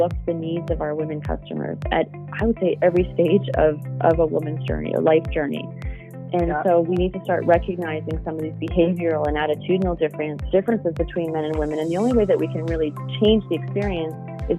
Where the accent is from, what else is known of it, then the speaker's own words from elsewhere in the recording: Calgary, Alberta, Canada; I grew up in Calgary and I still call Calgary home.